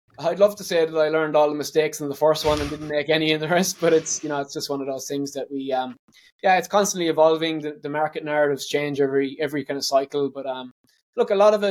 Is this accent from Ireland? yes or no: yes; Ireland; moved away as an adult; now in Australia; But growing up in Ireland, my mum was a detective